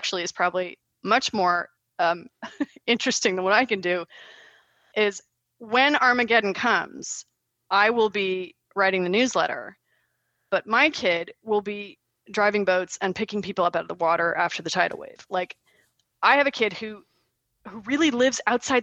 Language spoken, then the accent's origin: English; Los Angeles, California, United States; moved away as an adult; also born or lived in Germany; now in Perth, Australia; I grew up in Los Angeles in the 70s. I grew up in the Hollywood Hills in the 70s.